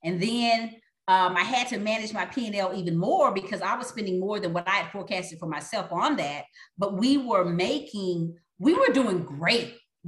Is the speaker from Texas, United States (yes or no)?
yes; Texas, United States; you know, it's kind of like I am from Texas. So I'll say, you got to go home, you got to go big.